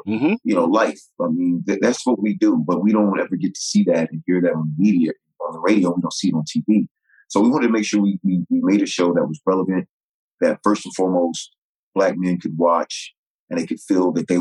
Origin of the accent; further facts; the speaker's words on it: Virginia, United States; I was a Chicago Bears fan growing up in Virginia